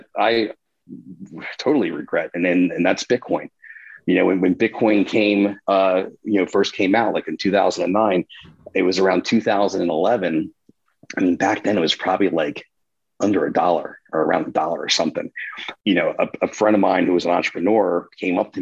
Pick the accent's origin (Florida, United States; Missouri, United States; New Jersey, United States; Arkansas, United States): New Jersey, United States; which is my hometown